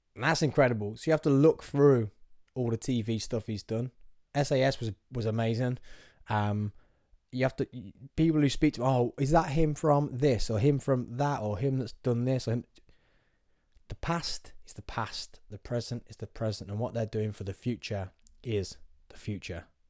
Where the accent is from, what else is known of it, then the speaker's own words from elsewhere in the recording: Nuneaton, West Midlands, United Kingdom; I'm from Nuneaton. You know what? I'm gonna let everyone know I'm from Nuneaton.